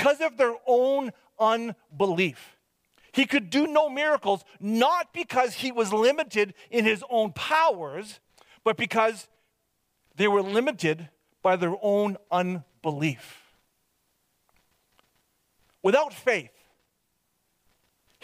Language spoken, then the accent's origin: English; Hope, British Columbia, Canada; moved away; I was from Hope, BC, that I was born and raised there.